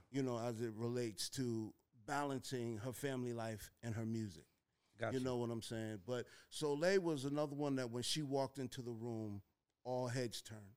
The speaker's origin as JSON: {"language": "English", "town": "Mount Vernon", "region": "New York", "country": "United States", "tie": "born or raised there", "said": "when I was growing up in Mount Vernon"}